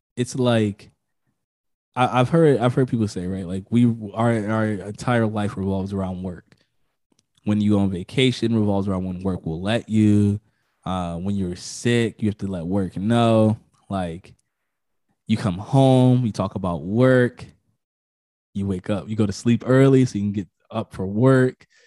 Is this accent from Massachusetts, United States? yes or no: no; Connecticut, United States; I'm from Connecticut